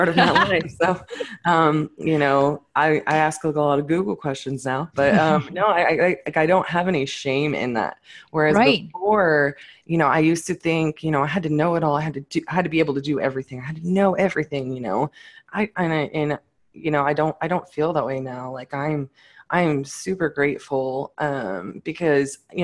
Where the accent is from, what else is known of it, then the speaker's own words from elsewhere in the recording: Fort Worth, Texas, United States; I'm definitely from Fort Worth.